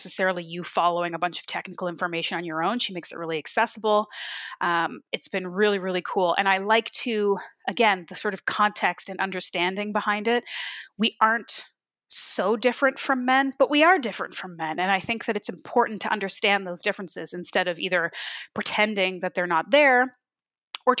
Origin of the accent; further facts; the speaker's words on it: Canada; also born or lived in Ontario; I grew up in Canada, but I still am not like a cold person in my veins